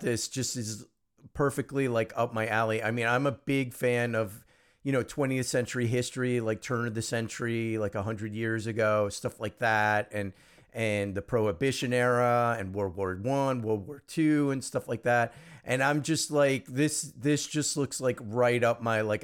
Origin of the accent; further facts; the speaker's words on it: United States; I'm first generation American. I mean, I'm uh, my parents are you know not from the U.S.